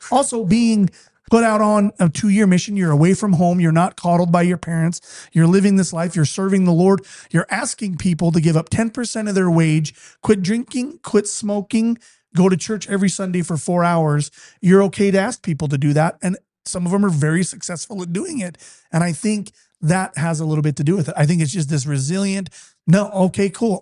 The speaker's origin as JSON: {"language": "English", "region": "Utah", "country": "United States", "tie": "born or raised there", "said": "I'm an Irish Catholic, born and raised in a Mormon community"}